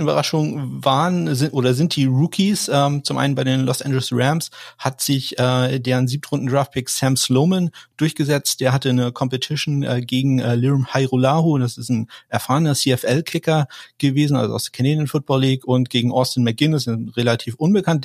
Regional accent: Kiel, Schleswig-Holstein, Germany; ich komme aus Kiel

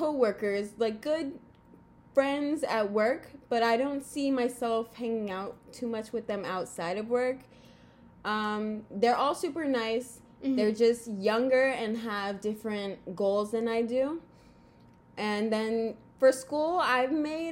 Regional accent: Florida, United States; I'm 19 from Florida

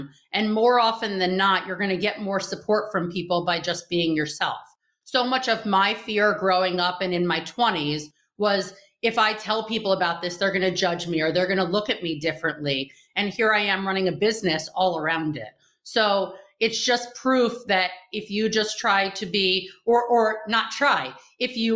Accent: New York, United States; moved away as an adult; now in Israel; from New York. I've never lived above 23rd Street

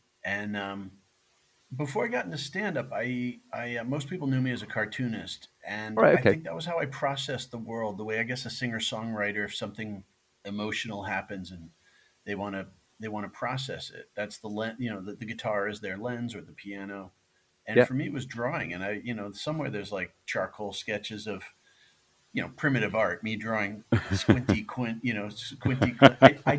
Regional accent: New York, United States; born there; In the local newspaper where in the town where I was born in New York, there was an artist I liked who drew sports figures for the sports page.

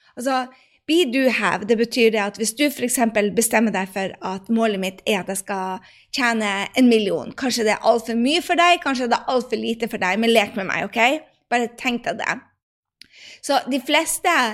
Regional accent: Northern Norway, Norway; jeg sier det med nordnorsk sjarm

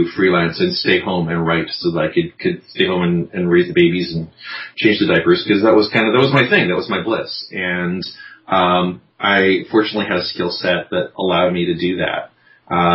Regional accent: Vancouver, British Columbia, Canada; also born or lived in Victoria, British Columbia; Little university town in Victoria, and then growing up on the North Shore of Vancouver

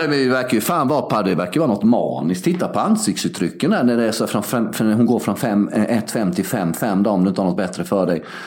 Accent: Sweden; moved away as an adult

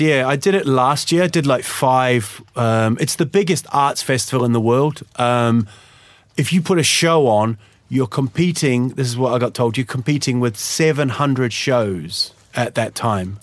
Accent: Huddersfield, Yorkshire and the Humber, United Kingdom; now in Sweden; I was born in Huddersfield in, in England, and uh, just sort of went back there

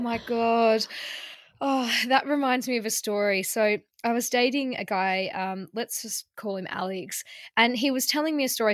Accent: Melbourne, Victoria, Australia; now in London, United Kingdom; in Melbourne, where I'm from

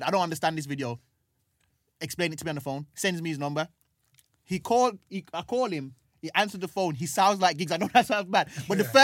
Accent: Birmingham, West Midlands, United Kingdom; now in London, United Kingdom; so I'm growing up in Brum trying to achieve these things, doing comedy and stuff like

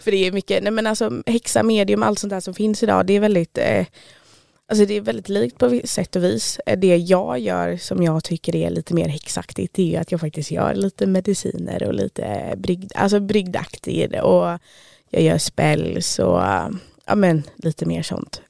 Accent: Stockholm, Stockholm County, Sweden; now in Trollhättan, Sweden; Jag är från Stockholm men lyckades fastna i Trollhättan

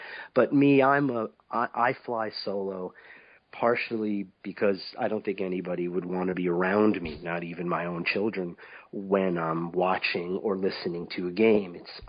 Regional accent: New York City, New York, United States; moved away as an adult; now in upstate New York, United States; I'm from New York City. I live upstate New York. I abandoned Manhattan a few years ago for the life of the country.

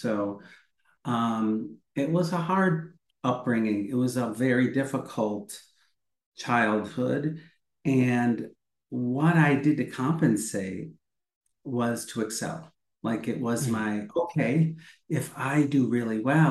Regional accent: Midwest, United States; I grew up in the Midwest

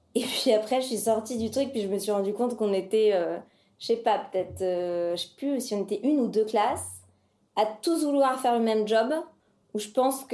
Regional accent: Paris, Île-de-France, France; also born or lived in London; j'ai 32 ans et je suis parisienne

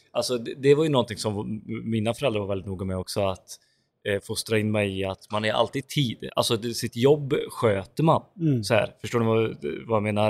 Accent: Grästorp, Västra Götaland, Sweden; i Grästorp, eh, som, där vi är ifrån

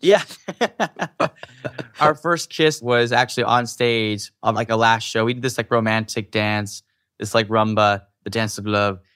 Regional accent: Utah, United States; I grew up in Utah, which is a specific type of community.

